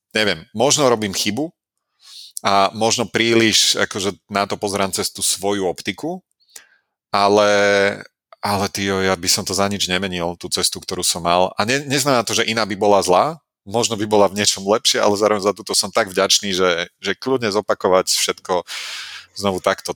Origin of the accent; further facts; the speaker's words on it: Nitra, Nitra Region, Slovakia; mám ten sentimentálny vzťah ku kopcu Zobor, eh, pod ktorým mm. som ja strávil svoje detstvo